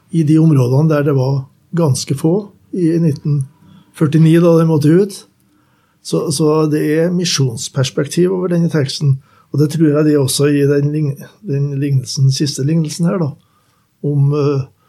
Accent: Skogn, Trøndelag, Norway; moved away; mine foreldre som var med hjemme i Skogn

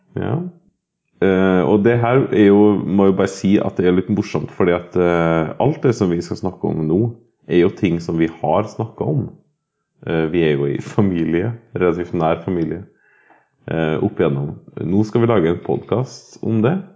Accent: Norway; har altså bodd på Hval videregående skole, hvor jeg er født og oppvokst

